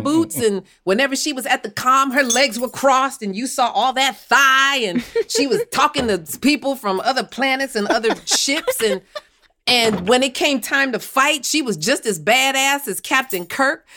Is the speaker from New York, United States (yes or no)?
yes; New York City, New York, United States; I was born and raised in Bed-Stuy, Brooklyn